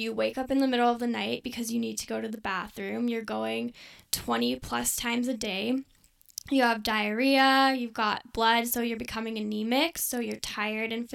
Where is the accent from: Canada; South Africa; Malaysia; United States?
Canada; Airdrie, Alberta; moved away as an adult; also born or lived in Saskatchewan; I go to school in Saskatchewan, but I'm from Airdrie.